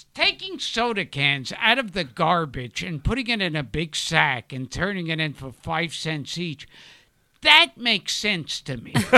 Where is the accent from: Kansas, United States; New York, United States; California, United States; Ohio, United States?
New York, United States; New York City; also born or lived in Manhattan; I grew up in Brooklyn.